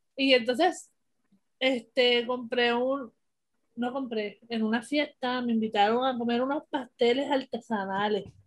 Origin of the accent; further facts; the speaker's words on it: Puerto Rico; como buen boricua agradecido